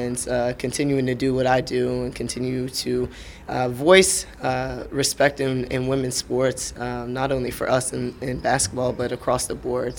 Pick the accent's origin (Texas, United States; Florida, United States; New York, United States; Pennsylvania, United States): Pennsylvania, United States; Broomall; I'm a big, goofy kid from Broomall, Pennsylvania